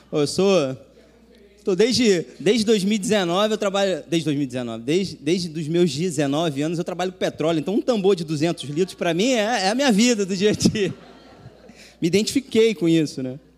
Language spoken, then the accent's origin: Portuguese; Macaé, Rio de Janeiro, Brazil; moved away as an adult; now in Rio de Janeiro, Brazil; eu sou de Macaé, né, natural